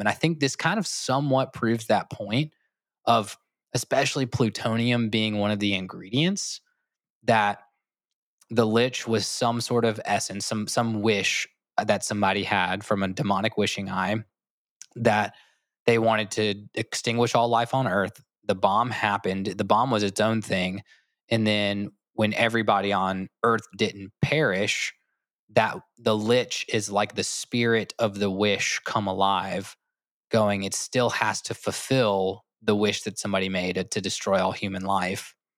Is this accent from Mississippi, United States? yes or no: no; Augusta, Georgia, United States; moved away; I grew up in Augusta, Georgia, so the Masters is bit of my hometown fame